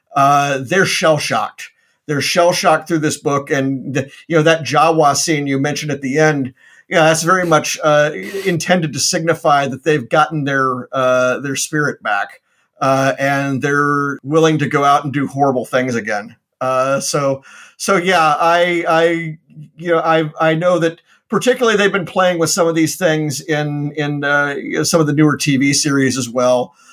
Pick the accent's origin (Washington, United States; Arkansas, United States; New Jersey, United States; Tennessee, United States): Tennessee, United States; Memphis; moved away; my hometown in uh, in Memphis, Tennessee